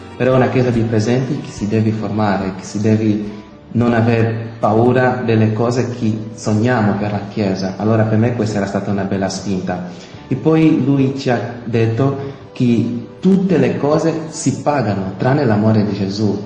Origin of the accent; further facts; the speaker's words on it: Angola; moved away; vengo dall'Angola, ho 30 anni